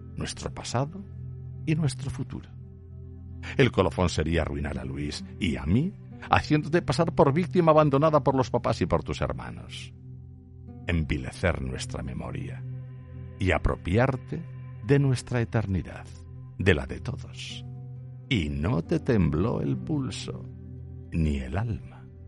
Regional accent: Aragon, Spain; solo soy un zapatero aragonés

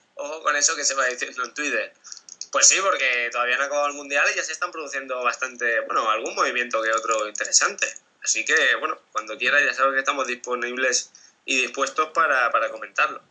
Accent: Spain; soy español

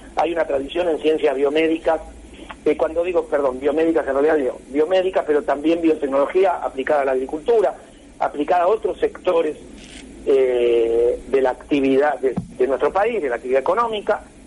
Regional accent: Argentina

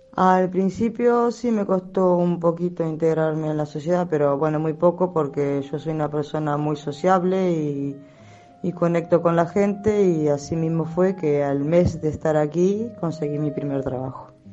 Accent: Uruguay; moved away as an adult; now in Galicia, Spain; mi país, Uruguay

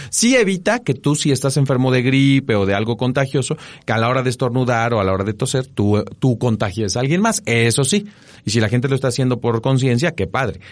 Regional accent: Mexico; nosotros como mexicanos

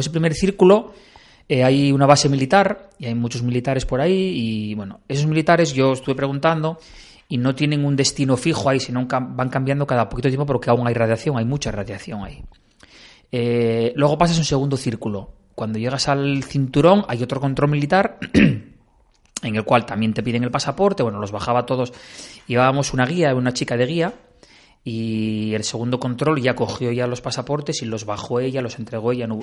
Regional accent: Bañugues, Asturias, Spain; salí de, de Bañugues, de mi pueblo

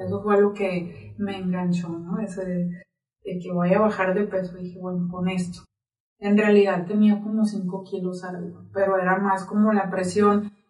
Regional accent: Nogales, Sonora, Mexico; now in Zacatecas, Mexico; yo soy de Sonora, de Nogales, Sonora, orgullosamente sonorense, de la frontera

